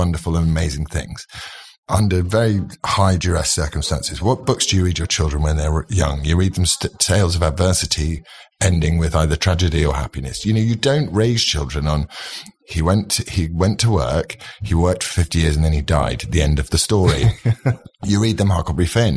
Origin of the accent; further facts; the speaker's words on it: England, United Kingdom; I'm really proud to be English and British